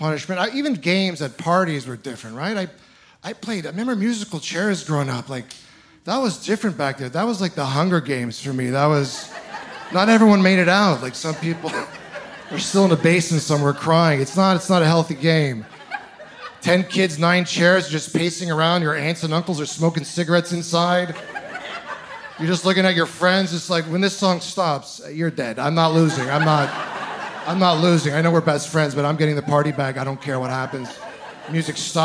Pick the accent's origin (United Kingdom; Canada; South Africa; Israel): Canada; Ontario; moved away; I'm originally from Ontario